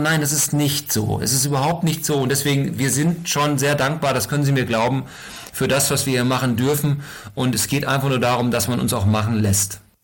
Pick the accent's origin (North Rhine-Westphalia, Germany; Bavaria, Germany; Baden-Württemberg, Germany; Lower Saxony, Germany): Lower Saxony, Germany; bei uns in Niedersachsen